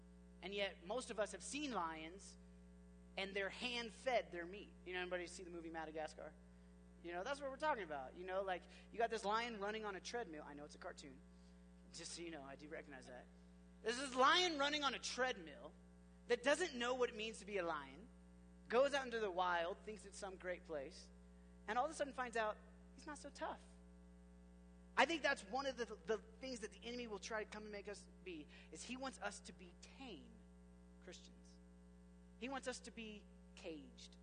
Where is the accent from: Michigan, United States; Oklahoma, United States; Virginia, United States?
Oklahoma, United States; I grew up in Oklahoma